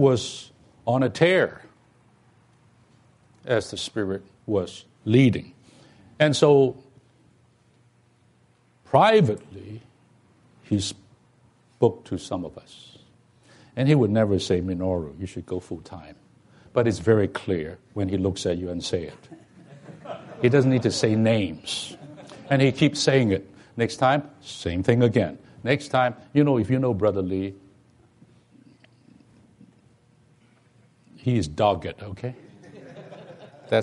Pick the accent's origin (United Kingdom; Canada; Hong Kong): Hong Kong; moved away; I'm from Hong Kong, so we are these bilingual people